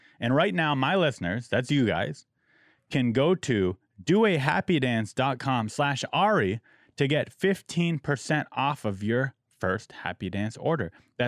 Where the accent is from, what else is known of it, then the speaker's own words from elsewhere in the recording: San Diego, California, United States; My hometown.